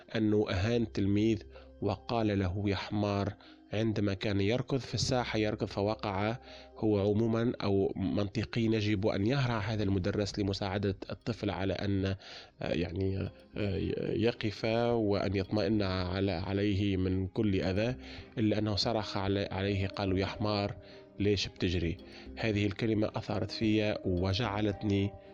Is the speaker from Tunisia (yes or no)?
yes; Tunisia; accent: Tunisian; من تونس